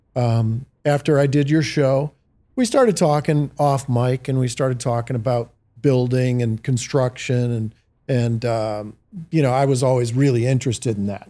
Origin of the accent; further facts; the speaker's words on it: Detroit, Michigan, United States; growing up in the Motor City